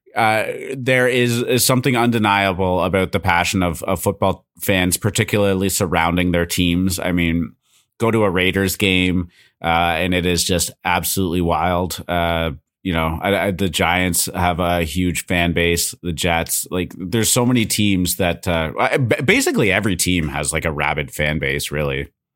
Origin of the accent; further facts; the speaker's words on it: Canada; I'm Canadian